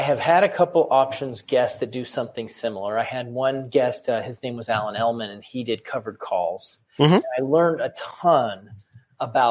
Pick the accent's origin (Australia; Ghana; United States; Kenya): United States; San Antonio, Texas; I was born in San Antonio